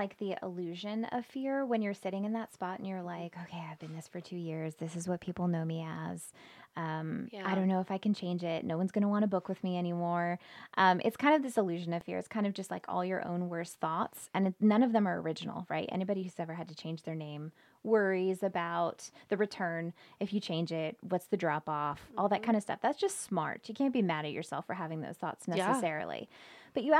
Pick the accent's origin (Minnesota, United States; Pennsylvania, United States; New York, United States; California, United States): California, United States; San Diego; I'm from California. You can yep. take the girl out of California, but you can't take California out of the girl.